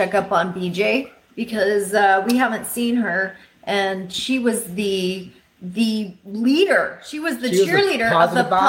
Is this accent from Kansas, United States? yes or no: yes; Belleville, Kansas, United States; I'm from Belleville. Couldn't be prouder.